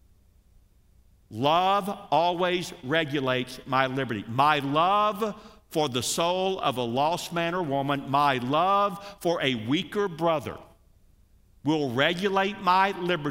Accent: United States; us Americans

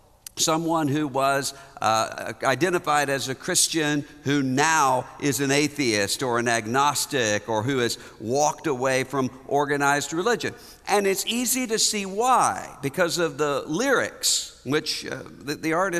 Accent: Biloxi, Mississippi, United States; my hometown, Biloxi, Mississippi

